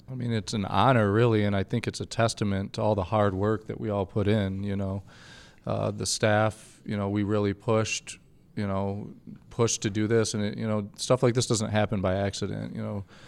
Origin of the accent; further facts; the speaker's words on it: Grand Rapids, Michigan, United States; I'm from Grand Rapids. I'm very proud of this city